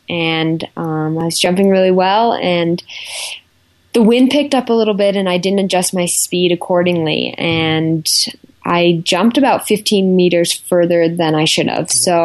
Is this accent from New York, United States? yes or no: no; Park City, Utah, United States; also born or lived in Salt Lake City, Utah; I was born and raised in Park City. I was born in Salt Lake, but lived in Park City my whole life.